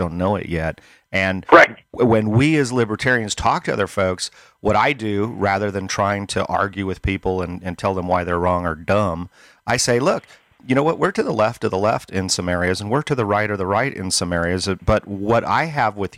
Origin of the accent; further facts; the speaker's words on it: Northern Nevada, United States; moved away as an adult; also born or lived in Northern California / Placer County, California; now in Gold Hill, United States; I was born and raised up here in Northern California, in Northern Nevada. I moved to Northern California and spent a 30-year career running my business